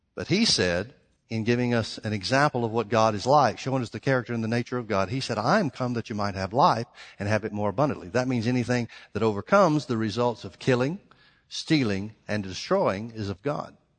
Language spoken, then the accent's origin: English; the South, United States; I grew up in the South